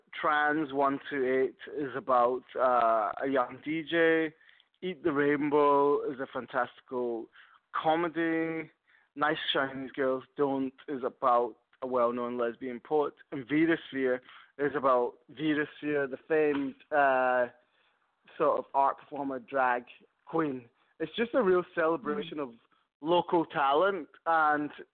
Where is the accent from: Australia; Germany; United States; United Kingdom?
United Kingdom; Scotland; moved away; I'm from Scotland, so we used to go to France a lot as kids.